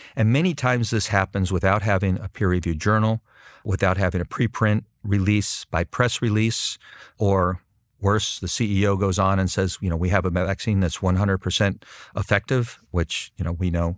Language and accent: English; Southern California, United States; also born or lived in Boston / Washington / Brussels; now in Princeton, United States; I'm originally from Southern California